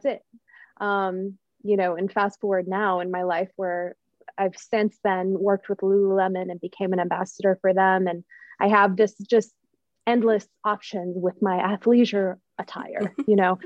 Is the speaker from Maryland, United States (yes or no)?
no; Utah, United States; moved away as an adult; now in Florida, United States; I grew up in Utah